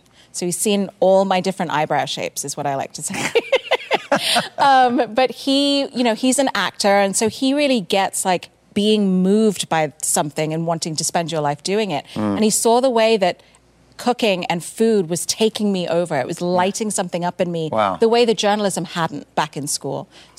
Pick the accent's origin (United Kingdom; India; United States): India; South India; because we're from India, a particular part of India in the south.